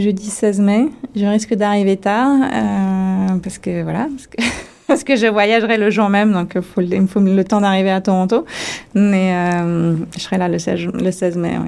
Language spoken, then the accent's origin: French; France; moved away as an adult; en tant que française